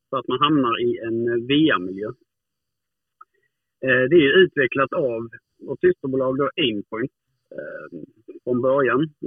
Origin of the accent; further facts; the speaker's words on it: Hudaröd, Skåne, Sweden; sen nu är jag uppvuxen uppe i Hudaröd, heter det.